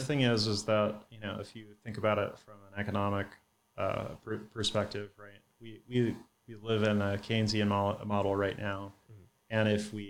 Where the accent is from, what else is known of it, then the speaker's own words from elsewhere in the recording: Santa Cruz, California, United States; now in Texas, United States; I grew up in Santa Cruz, which is, you know, about an hour outside of Palo Alto, maybe an hour and a half.